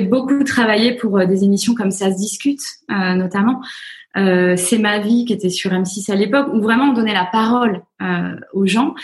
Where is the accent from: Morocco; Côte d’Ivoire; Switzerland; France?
France; accent: French; moved away as an adult; now in United States; mon accent, euh, au bout de deux minutes, on me dit Oh, you're so French